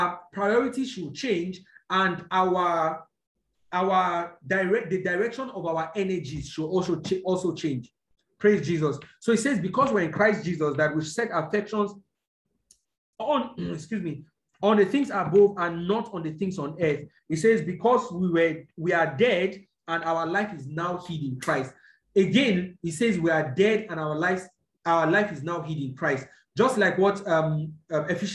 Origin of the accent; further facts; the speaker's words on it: Nigeria; I'm a Nigerian because I was born here